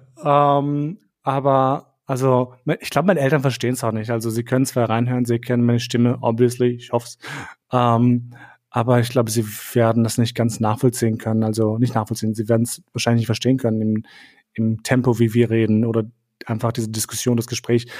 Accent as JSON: {"language": "German", "region": "Vienna", "country": "Austria", "tie": "born or raised there", "also_born_or_lived": "Kosovo / Munich", "moved": "as an adult", "said": "ich bin kein Deutscher, ich bin in Wien aufgewachsen, oder ich bin hier mein Leben lang in die Schule gegangen"}